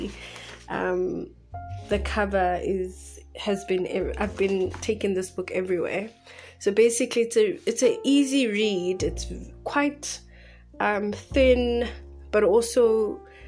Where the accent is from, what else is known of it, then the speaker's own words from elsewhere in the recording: Bloemfontein, Free State, South Africa; now in Johannesburg, South Africa; I'm from Bloemfontein in a small city situated right in the center of South Africa.